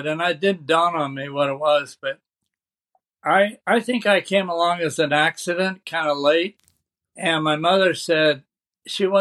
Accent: Sacramento, California, United States; also born or lived in Red Bluff, California / Santa Barbara, California; I was born in Red Bluff, which was 30 miles or 40, I don't know, miles away. And then at about 2 years old, moved to Sacramento.

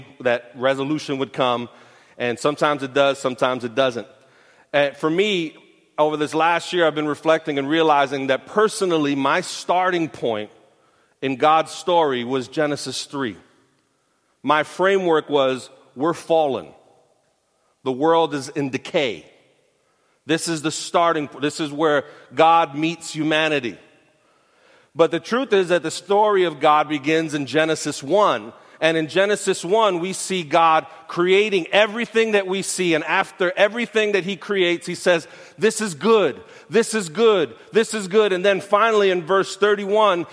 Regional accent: New York City, New York, United States; I'm from Brooklyn. I grew up near Borough Park

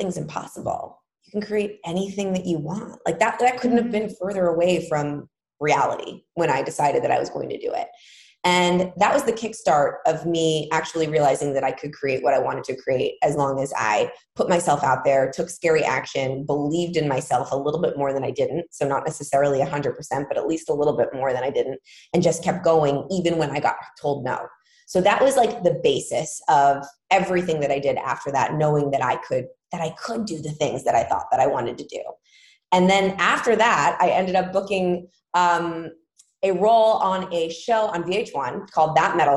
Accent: New York City, New York, United States; I'm from New York City

